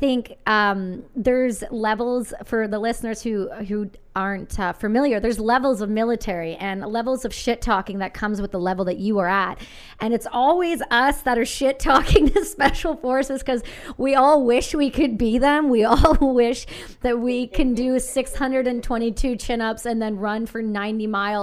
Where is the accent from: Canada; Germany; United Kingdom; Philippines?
Canada; I'm Canadian